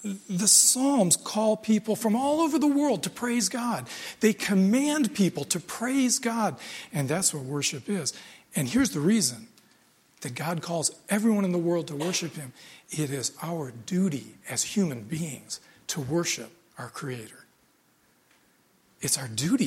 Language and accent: English; United States; I grew up in America